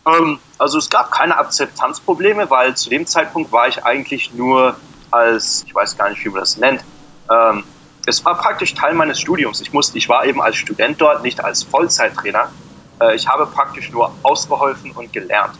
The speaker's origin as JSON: {"language": "German", "town": "Frankfurt am Main", "region": "Hesse", "country": "Germany", "tie": "born or raised there", "moved": "as an adult", "lives_now": "Phoenix, United States", "said": "Ich bin in Frankfurt geboren"}